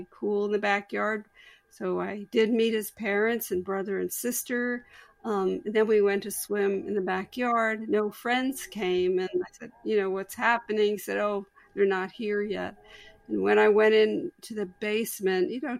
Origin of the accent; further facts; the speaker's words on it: New Jersey, United States; now in Pennsylvania, United States; I was a senior in a big suburban high school in New Jersey.